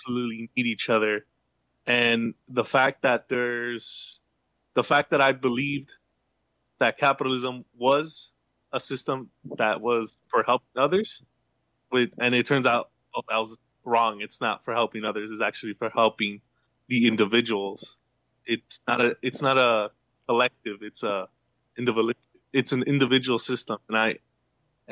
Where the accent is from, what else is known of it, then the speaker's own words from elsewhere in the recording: United States; now in San Diego, United States; I was born in the U.S.